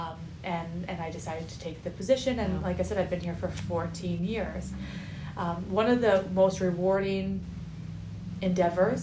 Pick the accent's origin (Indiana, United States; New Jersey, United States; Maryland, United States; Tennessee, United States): New Jersey, United States; Millburn; I grew up in Milburn